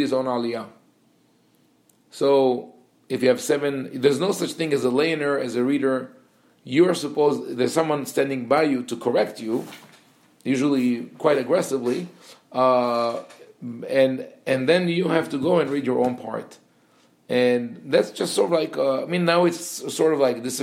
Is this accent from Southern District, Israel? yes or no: no; Jerusalem, Jerusalem District, Israel; moved away as an adult; also born or lived in Colombia; growing up in Yerushalayim, I saw a lot of characters